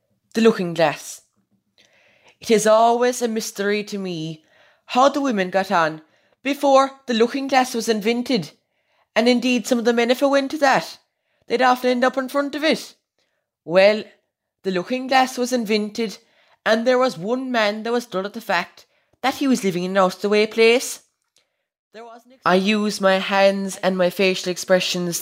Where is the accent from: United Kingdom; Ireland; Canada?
Ireland; Cork, Munster; also born or lived in Kilnamartra, Múscraí Gaeltacht; I'm 15 years old. I'm from Cork. I live in a small rural village in the Gaeltacht Muse Gree called Kilnamartra.